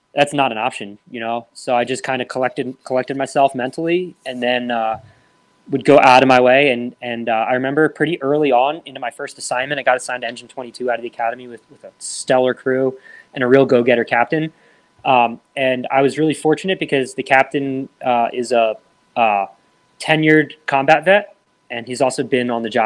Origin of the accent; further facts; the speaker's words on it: Lehigh County, Pennsylvania, United States; my first volunteer company, which is in Lehigh County, Pennsylvania, which is my hometown, that's where I grew up